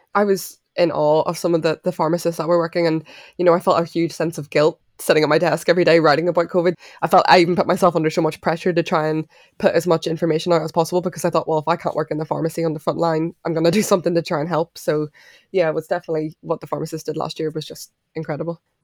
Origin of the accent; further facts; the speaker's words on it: Belfast, Northern Ireland, United Kingdom; I grew up in Belfast, but I'm half Irish, half Mauritian.